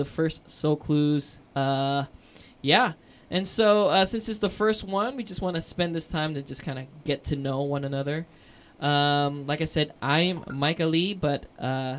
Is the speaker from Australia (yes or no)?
no; Bangkok, Thailand; 33 years now in Bangkok, Thailand. So this is the only home I've ever known.